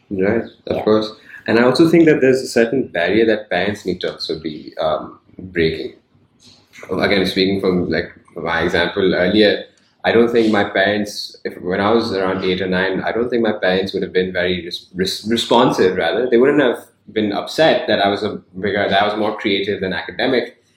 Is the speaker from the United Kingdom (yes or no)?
no; Hong Kong; moved away; growing up in Hong Kong